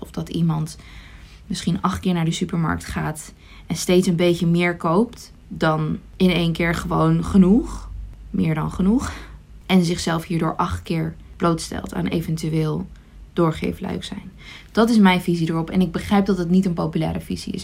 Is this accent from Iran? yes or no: yes; Iran; now in Netherlands; geboren in Iran